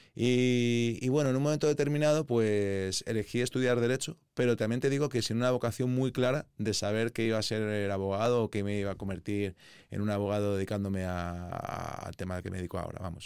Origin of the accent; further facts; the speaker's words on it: Madrid, Community of Madrid, Spain; also born or lived in Bristol / London; yo soy madrileño, digamos, me gusta la ciudad, todos mis amigos están aquí, no todos, pero sí que es verdad que mi core de los amigos sí que están aquí, me he criado aquí